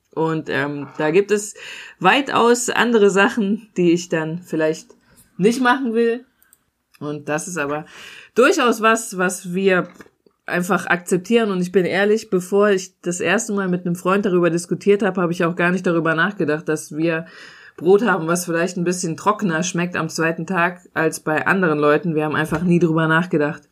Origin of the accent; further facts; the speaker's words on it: Germany; bei uns in Deutschland